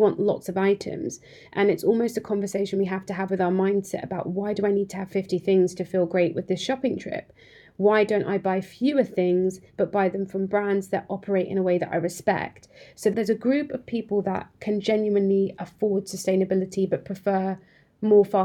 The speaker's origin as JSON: {"language": "English", "town": "Cambridge", "region": "East of England", "country": "United Kingdom", "tie": "born or raised there", "said": "I grew up in Cambridge, and to be honest, when I grew up in Cambridge, we had a high street"}